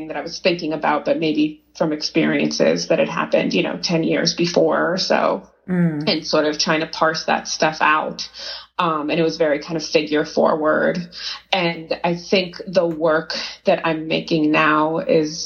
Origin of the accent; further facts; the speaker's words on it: Oakland, California, United States; moved away as an adult; also born or lived in Boston; now in Los Angeles, United States; I grew up in Oakland, California, so I'm sort of a California girl